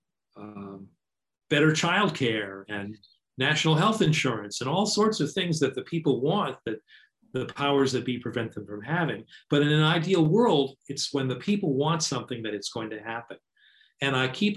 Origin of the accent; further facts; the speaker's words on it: United States; now in New York City, United States; I grew up in the hinterlands